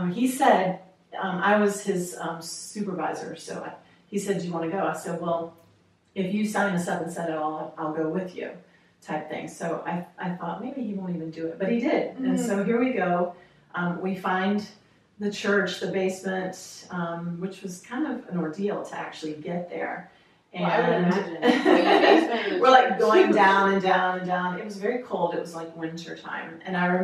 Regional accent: North Carolina, United States; moved away; also born or lived in Costa Rica; I'm originally from North Carolina

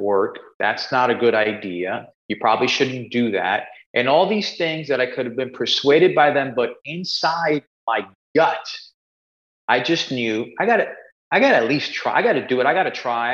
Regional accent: New York City, New York, United States; I grew up in Spanish Harlem, uh, New York, a place called El Barrio

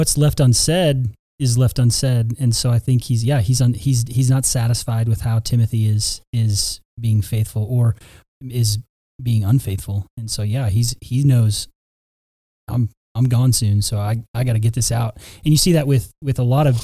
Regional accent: United States; as American Christians

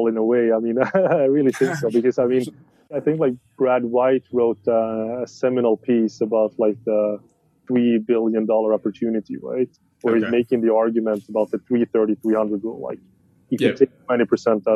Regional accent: Sweden; I'm from Sweden.

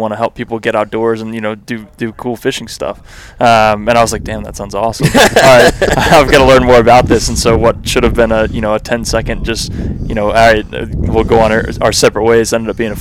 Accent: Virginia, United States; moved away as an adult; also born or lived in Maryland / Washington, D.C.; now in Austin, United States; I'm originally from the East Coast. I grew up in Virginia

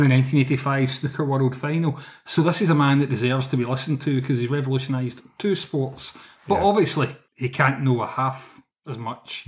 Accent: Scotland, United Kingdom

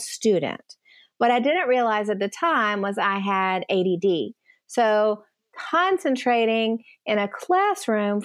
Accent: East Tennessee, United States; also born or lived in Nashville, Tennessee; I grew up in East Tennessee

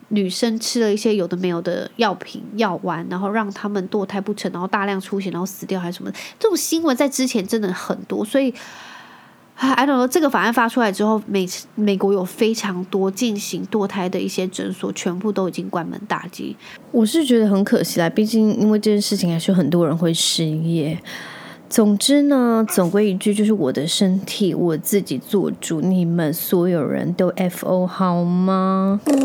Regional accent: Taiwan; 我从小就在台湾长大

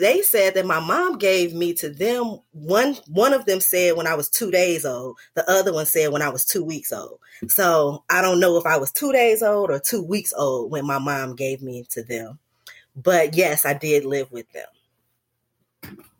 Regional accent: Chicago, Illinois, United States; also born or lived in North Carolina; I grew up mostly in Chicago, um, South Side for the most part

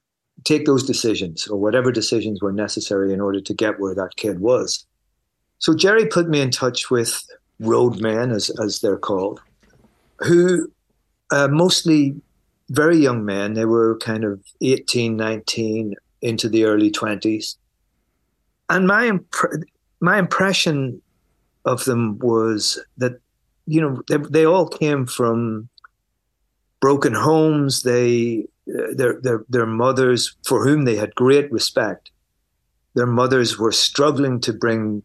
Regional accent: Belfast, Northern Ireland, United Kingdom; I grew up in Belfast at the height of the Troubles.

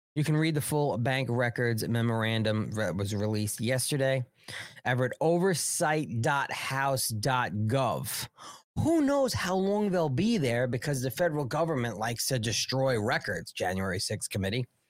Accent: New York, United States; I'm from New York

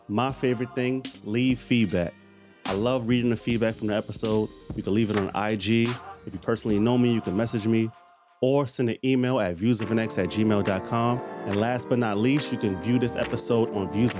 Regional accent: New York City, New York, United States; now in Bronx, United States; I was born and raised in Harlem, but I live in the Bronx

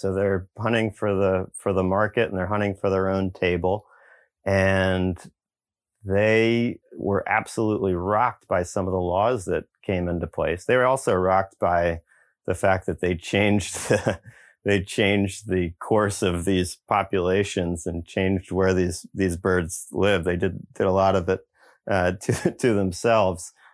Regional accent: Eastern Shore of Virginia, United States; growing up in the Eastern Shore of Virginia

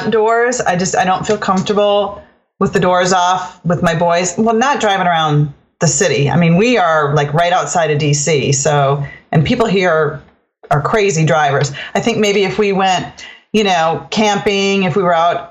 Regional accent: United States; moved away as an adult; also born or lived in Minnesota / North Dakota; now in Maryland, United States; I'm from Maryland. Originally, I grew up in Minnesota, in North Dakota, but ended up in Maryland as a stay-at-home mom.

